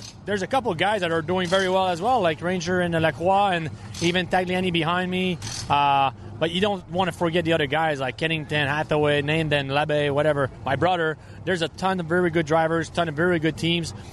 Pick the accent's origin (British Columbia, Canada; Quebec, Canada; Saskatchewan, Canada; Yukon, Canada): Quebec, Canada; Trois-Rivières; I'm from Three Rivers